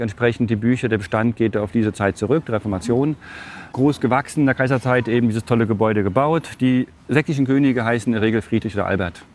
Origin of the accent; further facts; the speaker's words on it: Germany; für uns in Deutschland